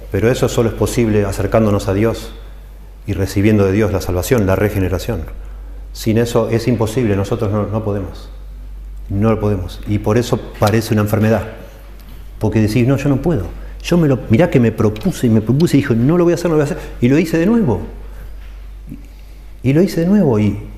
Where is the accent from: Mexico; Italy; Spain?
Italy; Spanish is a second language; es posible que yo sea un gritón, pero no es porque soy italiano, es porque aprendí de mi papá, de mi abuelo y copio eso.